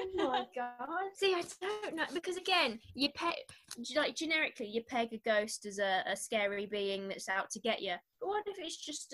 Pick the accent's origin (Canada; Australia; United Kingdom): United Kingdom; We're British.